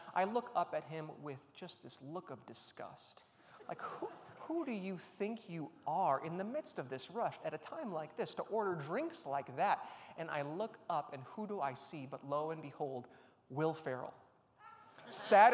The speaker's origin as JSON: {"language": "English", "town": "Chicago", "region": "Illinois", "country": "United States", "tie": "born or raised there", "said": "I grew up in the Chicagoland area"}